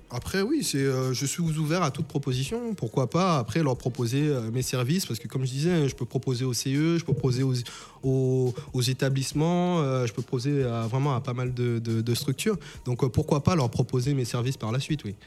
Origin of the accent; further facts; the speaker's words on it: St. Martin; moved away; je viens de Saint-Martin. Donc Saint-Martin, en fait, c'est une petite île euh, qui se trouve au nord de l'arc euh, qui a une partie française et une partie hollandaise. Et en fait, j'ai toujours, moi et mes amis, enfin, j'habitais à Cul-de-Sac